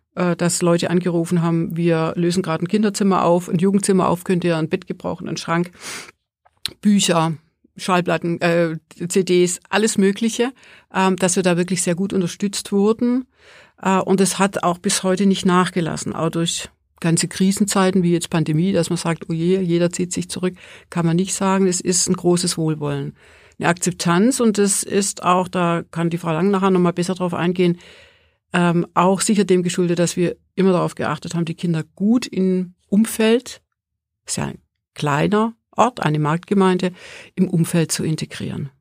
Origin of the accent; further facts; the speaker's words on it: Swabia, Germany; now in Mittenwald, Germany; Also ich komme ja aus dem Schwäbischen